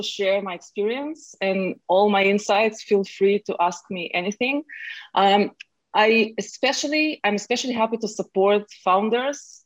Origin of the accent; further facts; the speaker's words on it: Israel; moved away as an adult; now in Silicon Valley, United States; I'm originally from Israel